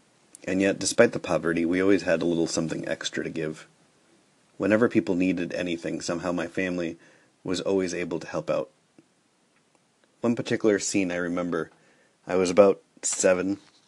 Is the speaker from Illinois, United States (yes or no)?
no; New York City, New York, United States; first language Spanish; English is a second language; I grew up here in the United States speaking English, which is true, but I probably meant to also add that I spoke Spanish. In fact, Spanish was my first language, and then I learned English from preschool and kindergarten.